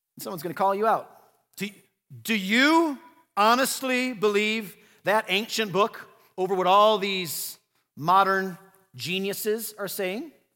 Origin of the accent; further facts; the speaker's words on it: United States; we're American